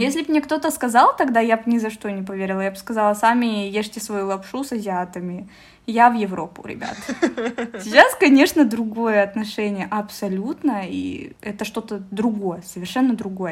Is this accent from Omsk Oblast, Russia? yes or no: yes; Omsk, Omsk Oblast, Russia; now in Moscow, Russia; я живу сейчас в Москве. Очень часто переезжаю. Вообще я из Омска